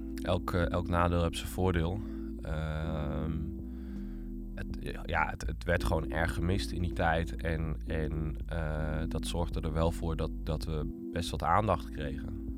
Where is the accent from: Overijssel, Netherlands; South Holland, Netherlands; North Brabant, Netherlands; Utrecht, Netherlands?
Utrecht, Netherlands; ik ben opgegroeid in Utrecht